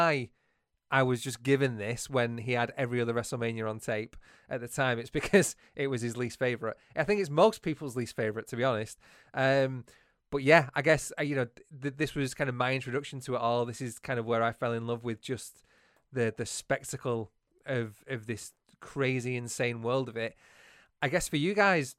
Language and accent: English; Bolton, North West England, United Kingdom; accent: northern; I am from Bolton